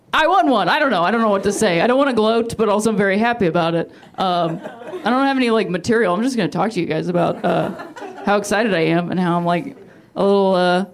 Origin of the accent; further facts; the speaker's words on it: Akron, Ohio, United States; moved away; also born or lived in Indiana; I am from a town called Akron, Ohio